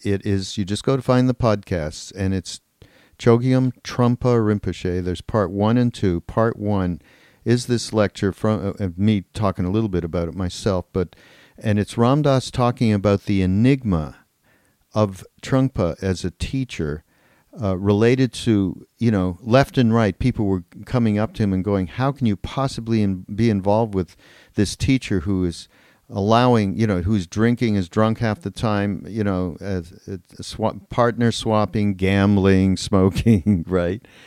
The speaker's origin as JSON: {"language": "English", "country": "Canada", "said": "we're from Canada"}